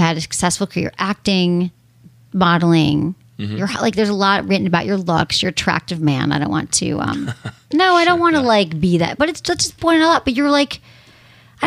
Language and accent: English; San Francisco, California, United States; now in West Hollywood, United States; I grew up in San Francisco